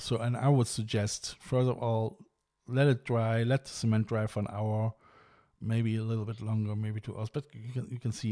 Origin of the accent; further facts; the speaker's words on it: Germany; I mean I'm German. I'm coming from the River Rhine